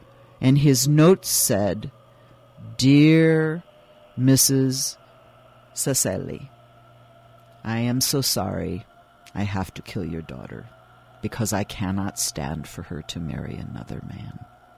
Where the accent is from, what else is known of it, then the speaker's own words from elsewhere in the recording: Switzerland; born there; English is a second language; But my family is Swiss Italian, and we have been living. I was born in Switzerland, actually. But you can speak to me in many different languages. I speak several.